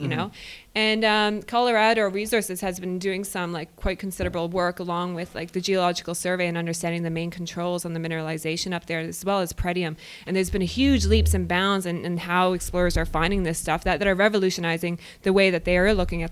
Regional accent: Newfoundland and Labrador, Canada; I'm a Newfoundlander, so I mean, I pronunciate everything.

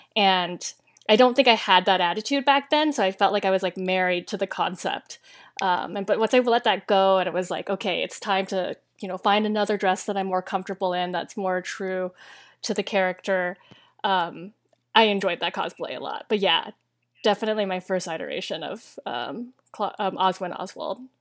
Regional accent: Tacoma, Washington, United States; moved away; I grew up in um, south of Seattle, um, in the Tacoma, Lakewood area, and, um, in Washington State.

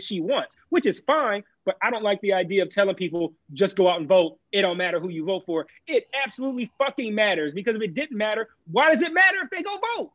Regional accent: Michigan, United States

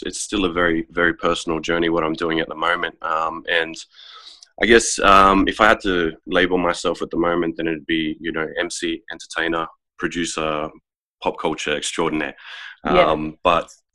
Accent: Queanbeyan, New South Wales, Australia; now in Canberra, Australia; growing up in Queanbeyan and going through the ranks

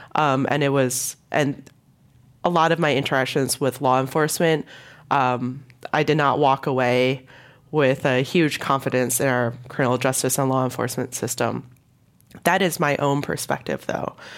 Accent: Hong Kong; moved away; I was born in Hong Kong

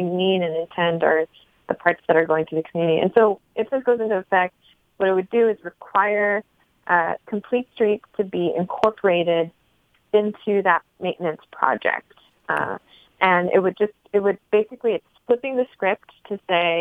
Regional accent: Los Angeles, California, United States; I'm from West LA. I'm from Santa Monica Boulevard

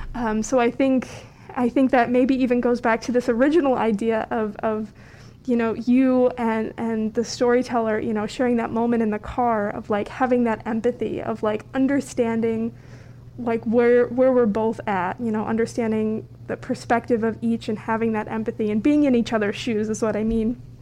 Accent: Valparaiso, Indiana, United States; growing up in Valparaiso

